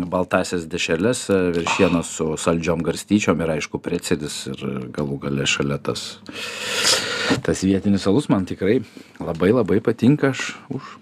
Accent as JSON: {"language": "Lithuanian", "town": "Vilnius", "region": "Vilnius County", "country": "Lithuania", "said": "aš kaip vilnietis"}